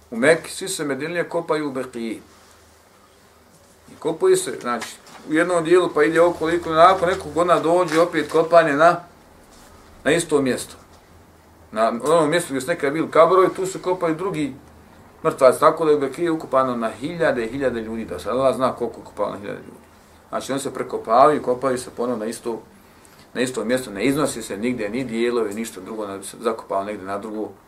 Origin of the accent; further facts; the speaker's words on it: Bosnia & Herzegovina; većina džamija kod nas u Bosni